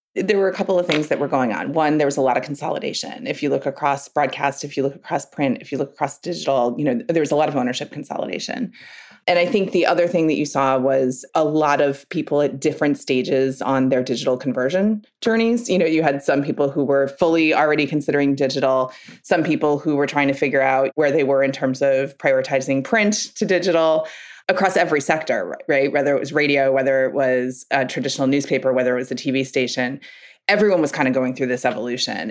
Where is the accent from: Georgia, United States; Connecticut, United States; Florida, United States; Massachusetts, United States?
Connecticut, United States; Newtown; I grew up in Newtown, Connecticut.